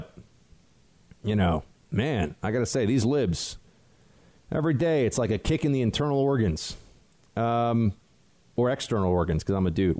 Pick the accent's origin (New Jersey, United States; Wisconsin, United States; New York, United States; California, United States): New York, United States; I'm from New York